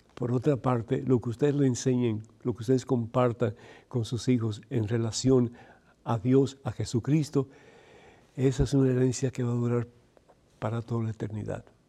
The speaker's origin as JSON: {"language": "Spanish", "country": "Cuba", "said": "Yo soy de Cuba"}